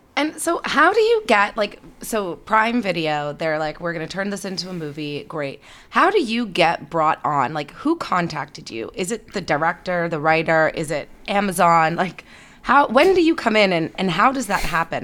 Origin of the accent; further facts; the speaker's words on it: Canada; now in California, United States; I'm Canadian